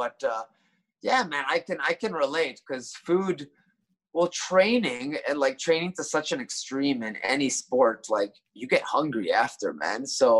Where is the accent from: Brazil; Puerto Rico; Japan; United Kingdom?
Japan; Tokyo; like me coming from Tokyo and growing up in Tokyo, I'm kind of biased.